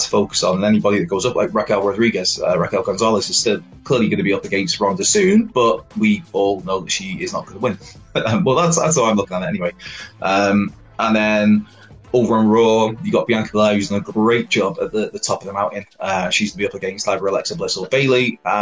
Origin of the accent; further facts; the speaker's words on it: Wales, United Kingdom; As a Welshman